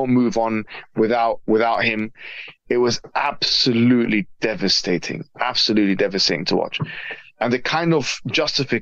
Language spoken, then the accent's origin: English; Jordan; moved away; in Jordan, where I'm originally from